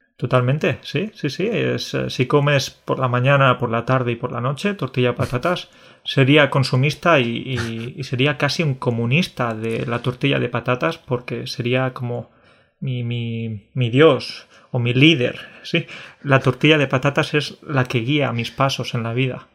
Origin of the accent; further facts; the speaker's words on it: Andalusia, Spain; also born or lived in Catalonia; soy mitad catalán, mitad andaluz, ¿sí? Porque nací en Cataluña, pero he vivido la mayor parte de mi vida en Andalucía